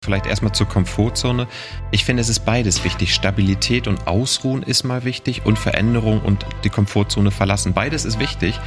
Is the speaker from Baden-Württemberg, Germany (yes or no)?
no; Walsrode, Lower Saxony, Germany; also born or lived in Oldenburg; geboren in Walsrode, was irgendwie zwischen ja. Bremen, Hannover und Hamburg ist. Ja. Eine klassische Kleinstadt, 20.000 Einwohner, dörfliche Strukturen und so bin ich groß geworden